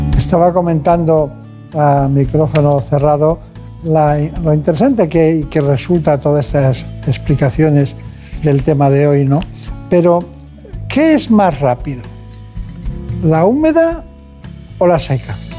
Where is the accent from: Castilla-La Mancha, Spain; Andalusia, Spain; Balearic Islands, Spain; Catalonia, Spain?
Balearic Islands, Spain; Campanet; Yo de un pueblo que se llama Campanet, en Mallorca.